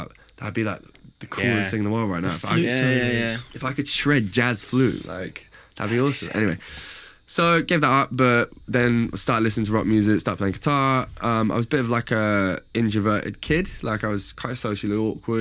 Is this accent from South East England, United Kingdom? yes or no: yes; Reading, South East England, United Kingdom; also born or lived in Liverpool; I grew up in Reading, studied in Liverpool